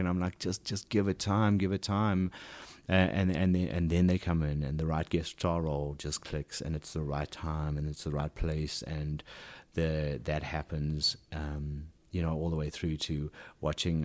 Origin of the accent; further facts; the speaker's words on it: South Africa; accent: South African; moved away as an adult; now in United States; when I first got to this country w, with even a stronger South African accent than I still have